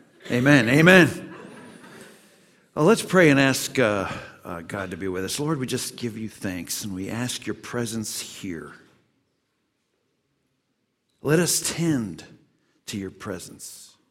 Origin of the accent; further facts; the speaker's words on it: United States; Oh, so good to be here in Montreal. Yes. We come here from Chicago, and we're here seeking to learn.